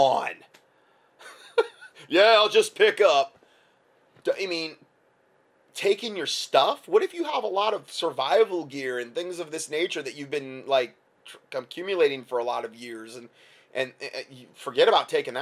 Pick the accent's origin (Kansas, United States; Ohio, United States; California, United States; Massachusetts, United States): Ohio, United States; near Lima; In Lima, Ohio, it's not far from where I was born